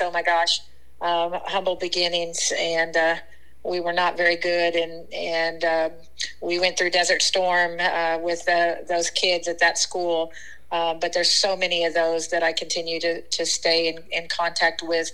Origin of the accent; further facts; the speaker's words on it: western Kansas, United States; moved away; got to play for my first uh, middle school team uh, in my little tiny town in western Kansas.